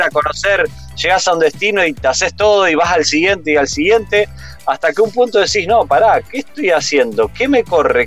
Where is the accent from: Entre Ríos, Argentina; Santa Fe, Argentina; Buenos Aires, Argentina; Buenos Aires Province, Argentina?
Santa Fe, Argentina; Rosario; moved away as an adult; nosotros hace ya casi siete años que salimos de Rosario